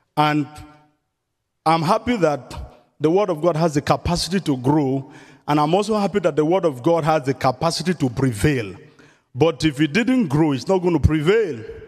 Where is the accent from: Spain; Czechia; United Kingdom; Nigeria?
Nigeria; southern Nigeria; moved away as an adult; I was in the southern part of Nigeria